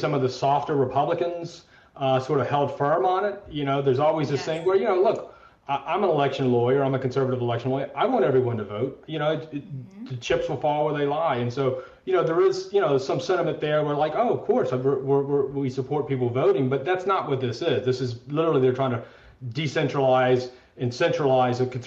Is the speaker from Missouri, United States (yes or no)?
no; Mississippi, United States; my home state of Mississippi